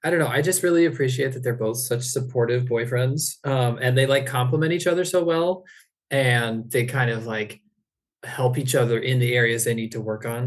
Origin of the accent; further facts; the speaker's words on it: Ohio, United States; moved away as an adult; now in San Diego, United States; I'm originally from Ohio